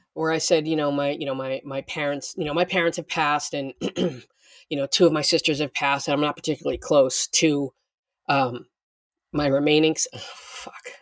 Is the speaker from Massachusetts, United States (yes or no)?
yes; Boston, Massachusetts, United States; moved away; I'm from Boston